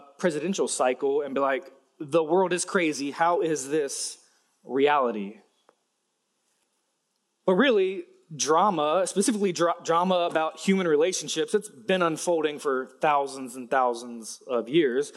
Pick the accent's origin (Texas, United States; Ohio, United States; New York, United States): Ohio, United States; Cincinnati; my hometown, Cincinnati, Ohio